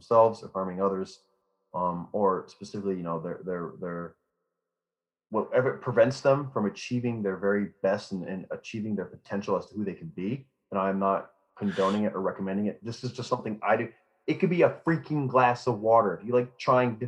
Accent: Cooperstown, New York, United States; this corn, rye, and grain mash is made from my hometown

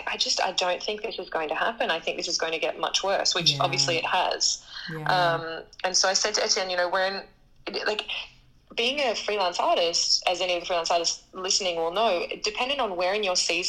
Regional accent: Australia; moved away as an adult; also born or lived in Sydney; now in Paris, France; I am an Australian soprano

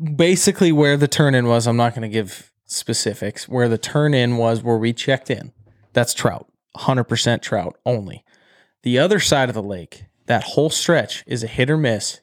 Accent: Great Falls, Montana, United States; I'm from Great Falls

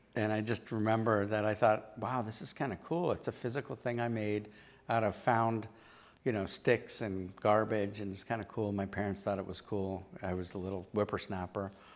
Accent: Pittsburgh, Pennsylvania, United States; moved away as an adult; now in Providence, United States; I was from Pennsylvania

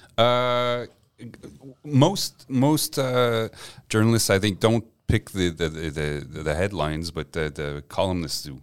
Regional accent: Montreal, Quebec, Canada; first language French; English is a second language; also born or lived in Gaspé / Westmount; I grew up on the West Island

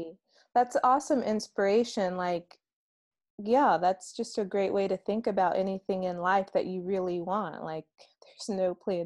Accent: Columbia, South Carolina, United States; I'm from Columbia

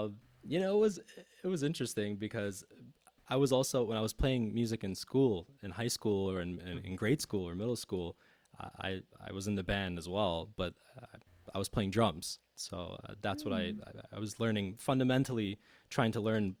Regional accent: United States; I'm an American as well

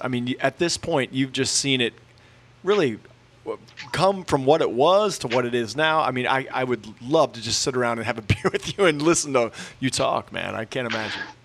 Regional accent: Charleston, South Carolina, United States; I was born in Charleston

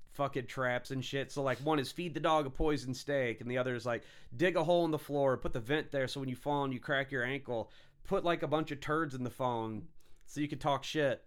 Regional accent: St. Louis, United States; I'm, you know, Saint Louis, you know, kinda Illinois

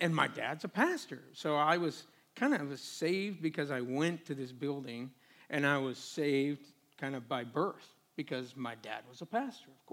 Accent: Portland, Oregon, United States; moved away as an adult; now in Phoenix, United States; originally from the Northwest, just outside of Portland

